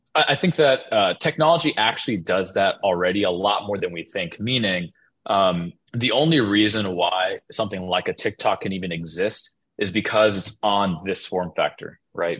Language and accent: English; United States; being an American is um, part of our tribe is being multicultural